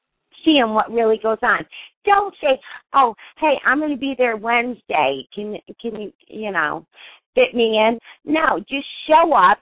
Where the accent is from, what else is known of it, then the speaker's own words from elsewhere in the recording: Connecticut, United States; I'm from Connecticut